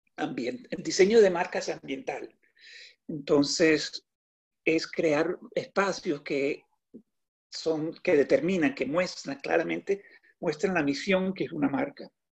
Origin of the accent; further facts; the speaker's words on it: Colombia; also born or lived in New York City; now in New York, United States; yo Vivo en la ciudad de Nueva York. Eh, tengo 58 años y nací en Colombia